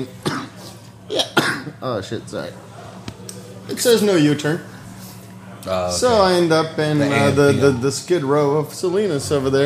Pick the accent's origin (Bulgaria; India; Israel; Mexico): Bulgaria; now in United States; I grew up in Bulgaria, Eastern Europe